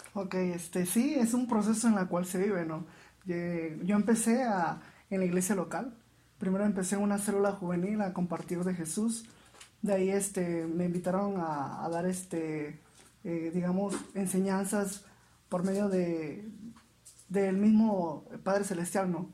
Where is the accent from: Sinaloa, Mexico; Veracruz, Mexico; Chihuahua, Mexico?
Veracruz, Mexico; moved away as an adult; also born or lived in Mérida, Yucatán; soy originario de Veracruz, salí de Veracruz hacia Mérida, Yucatán